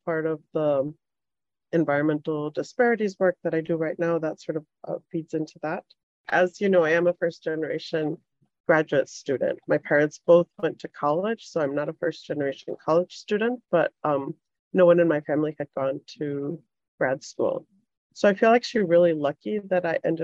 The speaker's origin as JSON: {"language": "English", "country": "Mexico", "tie": "born or raised there", "also_born_or_lived": "Chicago", "moved": "as an adult", "lives_now": "Boston, United States", "said": "I grew up in Mexico"}